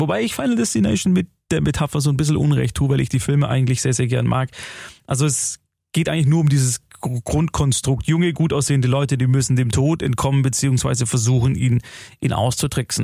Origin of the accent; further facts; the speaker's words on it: Germany; bei uns in Deutschland